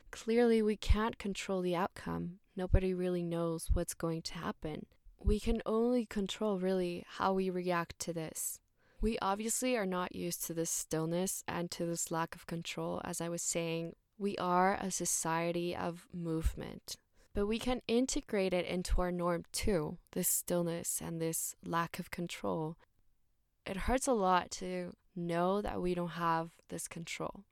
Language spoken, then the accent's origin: English; Mexico City, Mexico; also born or lived in Vietnam / Thailand / Australia; I'm from Mexico City, born and raised here.